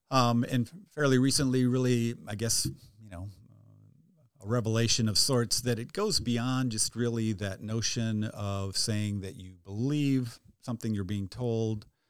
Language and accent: English; near Rochester, southern Minnesota, United States; I grew up actually on a dairy farm about twenty minutes straight west of Rochester